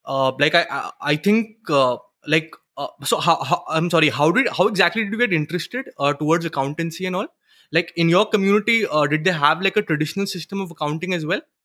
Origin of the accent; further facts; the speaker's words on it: Western Uttarakhand, India; now in Pune, India; I'm from, uh, Uttarakhand. Actually, uh, Western Uttarakhand. So, we are hill people